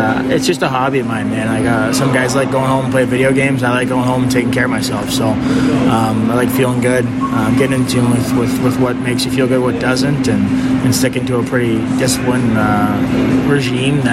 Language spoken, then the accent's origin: English; Toronto, Ontario, Canada; also born or lived in Winnipeg / Montreal / Ottawa; now in Chicago, United States